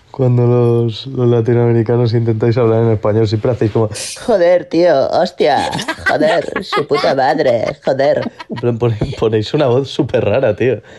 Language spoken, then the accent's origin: Spanish; Spain; Si no somos los españoles. Ahora mismo estoy haciendo el gilipollas, pero así no se habla el español.